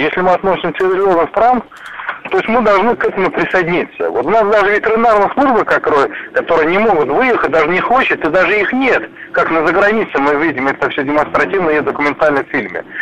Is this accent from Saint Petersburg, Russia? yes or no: no; Omsk Oblast, Russia; я сам родом с Омской области